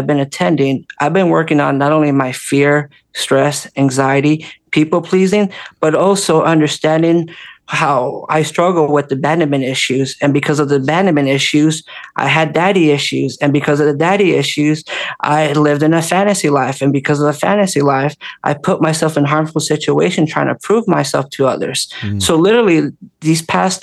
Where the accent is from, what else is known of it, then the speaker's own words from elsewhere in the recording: Orange County, California, United States; growing up in California, Orange County